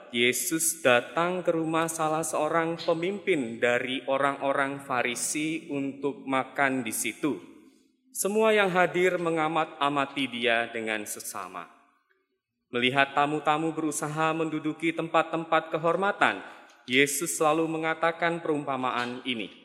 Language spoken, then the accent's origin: Indonesian; Pangkal Pinang, Bangka Belitung Islands, Indonesia; Saya dari Pangkal Pinang, Pulau Bangka. Kami adalah keluarga perantauan.